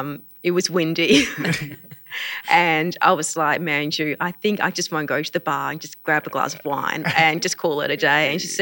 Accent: Queensland, Australia; I am a Queenslander.

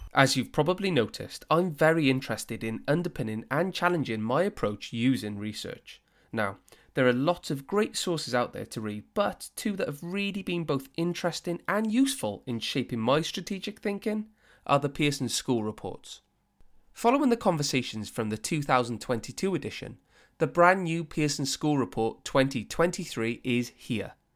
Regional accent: Wales, United Kingdom; as a Welshman

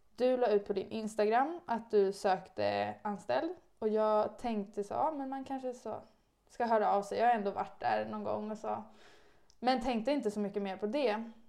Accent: Stockholm, Stockholm County, Sweden; jag kommer eh, från Stockholm, eh, om man inte hör det. så att jag bor egentligen och har bott hela mitt liv i Stockholm

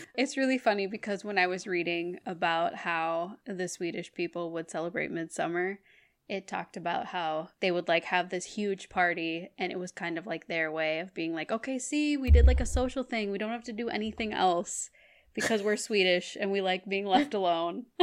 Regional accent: Minnesota, United States; moved away; I'm from Minnesota

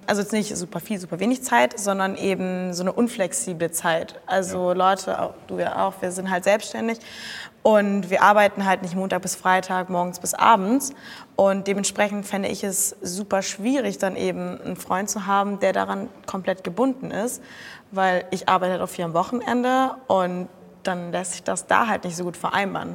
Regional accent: Cologne, North Rhine-Westphalia, Germany; ich komme aus Köln

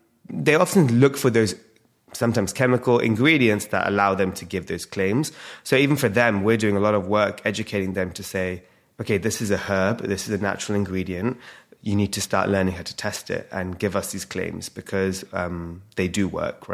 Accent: London, United Kingdom; born and raised in London

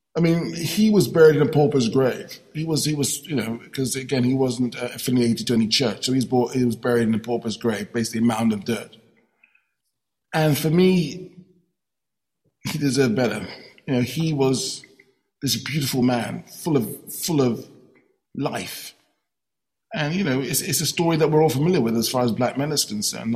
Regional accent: London, United Kingdom; my experience as a young black man growing up in London

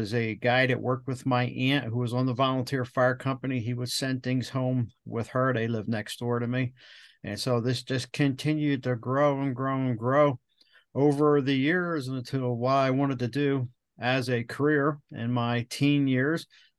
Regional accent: New Jersey, United States; I grew up in Southern New Jersey and it was a volunteer fire company.

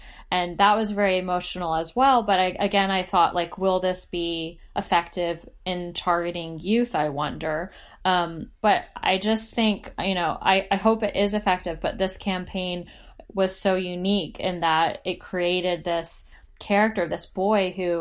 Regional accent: United States; I'm American.

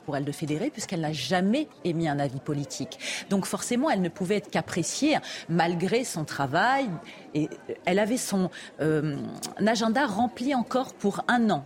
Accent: France; nous en tant que Français

